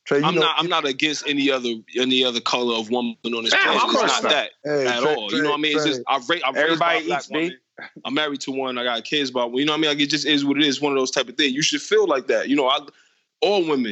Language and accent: English; Detroit, Michigan, United States; growing up in Detroit